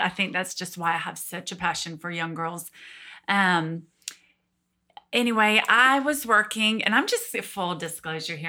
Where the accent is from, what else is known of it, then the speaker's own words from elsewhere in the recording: Georgia, United States; born and raised in Georgia. So lived here my whole life.